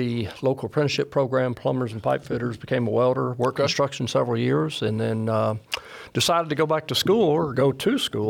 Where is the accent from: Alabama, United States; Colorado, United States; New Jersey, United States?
Alabama, United States; Florence; born and raised in Florence, went to high school, Coffee High School.